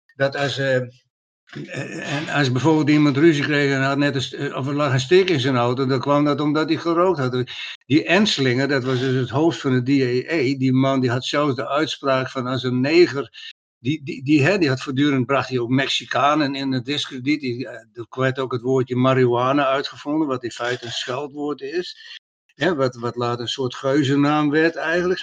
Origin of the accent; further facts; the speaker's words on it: Friesland, Netherlands; hebben wij als Friesen nog op onze gedenksteen staan bij Warns